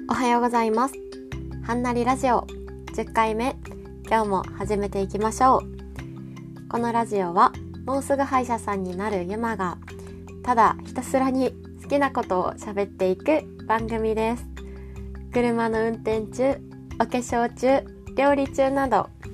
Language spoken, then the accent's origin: Japanese; Kansai, Japan; accent: Kansai dialect; 私もともと関西人